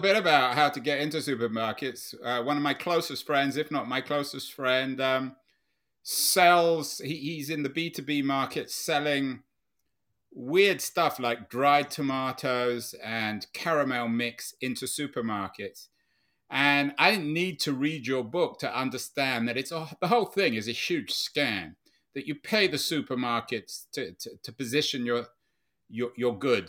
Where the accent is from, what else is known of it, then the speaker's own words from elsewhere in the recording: London, United Kingdom; I grew up in London where su-, department stores were, if not dominant, certainly iconic places like Selfridges and Harrods